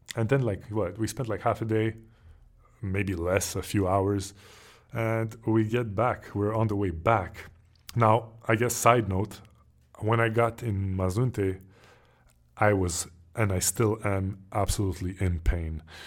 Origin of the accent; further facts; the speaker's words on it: Montreal, Quebec, Canada; moved away; me growing up in Montreal, Canada